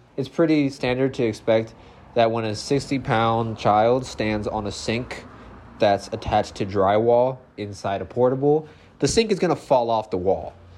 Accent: West Palm Beach, Florida, United States; I grew up in West Palm Beach.

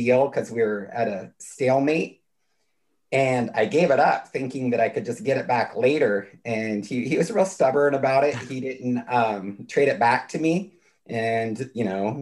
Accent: California, United States; I come from a really rural part of California up near the Oregon border, and my hometown had 1,000 people in it.

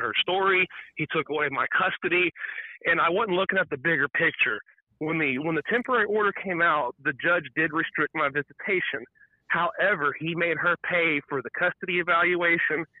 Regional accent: Texas, United States; I'm from Texas

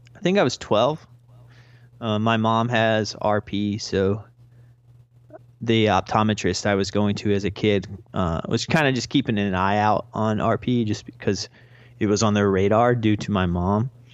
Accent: North Carolina, United States; now in Brooklyn, United States; I live in Brooklyn, New York, but I am originally from North Carolina.

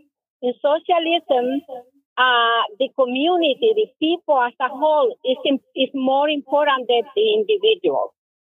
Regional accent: Honduras; now in United States; I'm from Honduras, and in Honduras, I watch the movies from the United States.

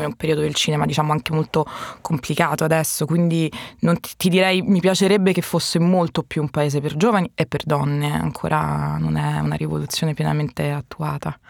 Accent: Sicily, Italy; sono siciliano

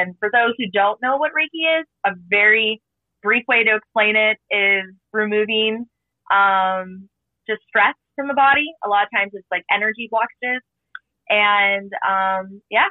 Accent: Canfield, Ohio, United States; I'm from Ohio, Canfield, Ohio, like near Youngstown area

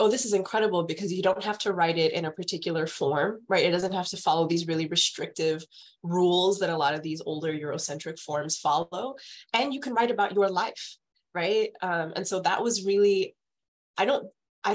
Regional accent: San Antonio, Texas, United States; also born or lived in Houston, Texas; I'm from Texas. I've kind of lived in a bunch of different major cities in Texas, but I grew up in San Antonio

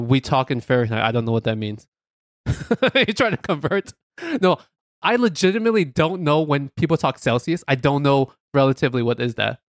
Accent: New York City, New York, United States; we're from New York City

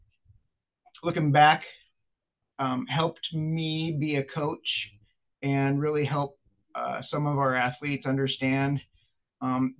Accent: Suquamish, Washington, United States; moved away as an adult; also born or lived in Astoria, Oregon; I was born in Astoria, Oregon, on the coast. And my dad was a preacher, and that was his first church. And then he got another job up in Suquamish, Washington

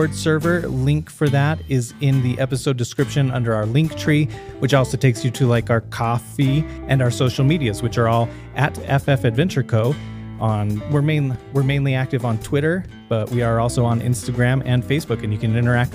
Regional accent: United States; I'm the American on there

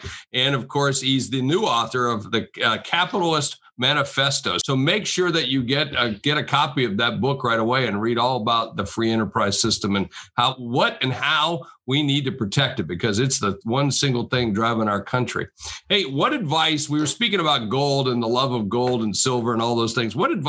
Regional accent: South Dakota, United States; I know, because I'm from South Dakota.

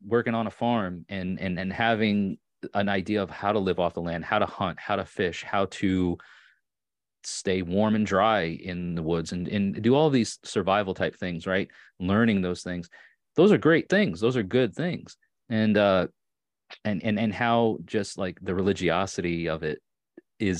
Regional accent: Long Island, New York, United States; accent: Long Island; moved away as an adult; also born or lived in Orange County, New York / Hudson Valley, New York; now in Tennessee, United States; I was born and raised on Long Island. And sometimes, depending on how upset I am and or how much I've had to drink, the Long Island accent comes out a bit more

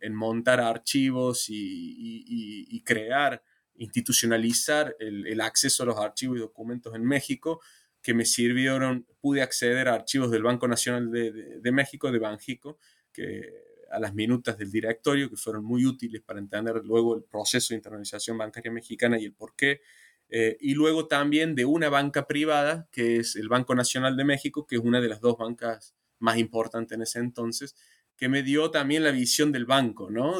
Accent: Argentina; Argentina, que es digamos, mi país de origen

